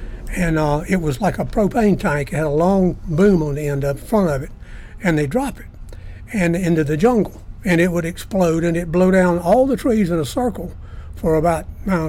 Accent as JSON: {"language": "English", "town": "Greenville", "region": "South Carolina", "country": "United States", "tie": "born or raised there", "said": "I grew up in Greenville."}